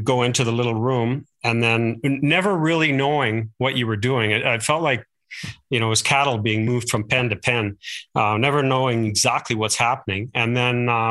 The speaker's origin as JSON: {"language": "English", "town": "Calgary", "region": "Alberta", "country": "Canada", "tie": "born or raised there", "said": "I was born here in Calgary, and so true Calgarian"}